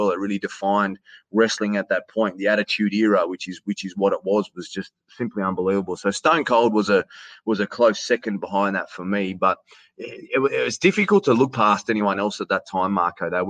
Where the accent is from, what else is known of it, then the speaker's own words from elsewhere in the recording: Queanbeyan, New South Wales, Australia; accent: Australian; in my hometown of Queanbeyan. So Queanbeyan is a, is a, is a little town, 40,000 people that sits just outside uh, the Australian Capital Territory